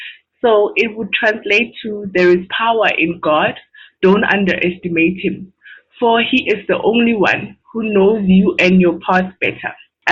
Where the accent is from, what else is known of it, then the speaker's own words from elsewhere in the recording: South Africa; I am from South Africa.